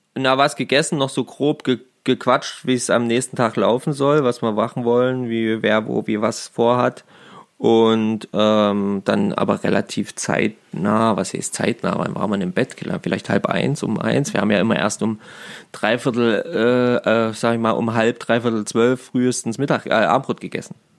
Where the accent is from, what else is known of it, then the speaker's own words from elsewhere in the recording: Germany; bei uns in Deutschland